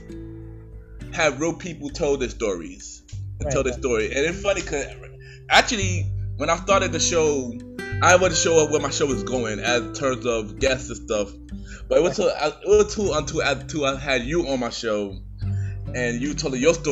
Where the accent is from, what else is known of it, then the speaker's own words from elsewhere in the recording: New York City, New York, United States; I'm from Brooklyn, New York.